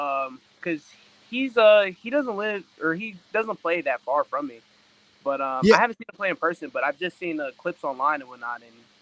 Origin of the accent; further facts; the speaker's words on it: New Jersey, United States; I'm from New Jersey